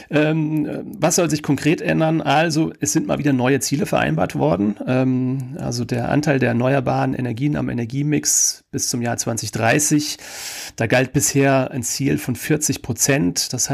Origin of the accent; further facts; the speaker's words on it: Kaiserslautern, Rhineland-Palatinate, Germany; unter anderem in meiner Heimatstadt Kaiserslautern